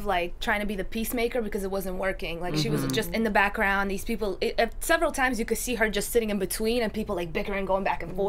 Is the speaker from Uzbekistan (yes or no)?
yes; Uzbekistan; moved away; born and raised in Uzbekistan.